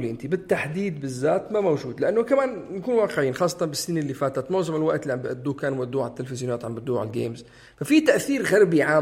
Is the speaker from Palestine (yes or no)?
yes; Palestine; لما حدا يسالني انت من وين بتفادى اقول اني انا فلسطيني بقول اني انا عربي